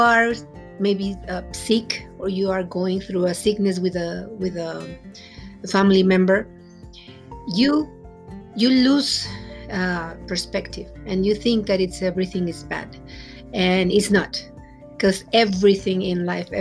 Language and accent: English; Mexico City, Mexico; English is a second language; moved away; I'm from Mexico City, and I'm a Mexican